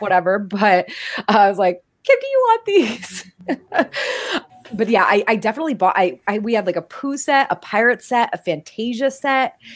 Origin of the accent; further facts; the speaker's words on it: New England, United States; moved away as an adult; also born or lived in Florida / South Carolina; we're both from New England